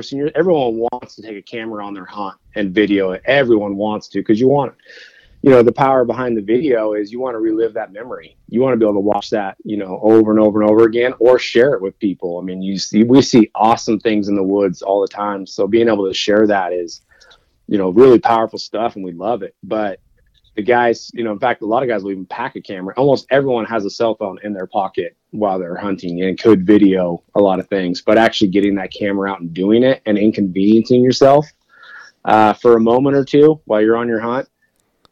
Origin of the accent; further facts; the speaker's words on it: Oregon, United States; I grew up in Oregon